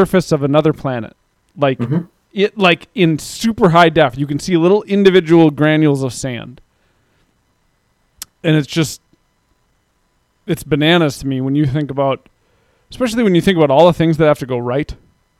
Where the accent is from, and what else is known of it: United States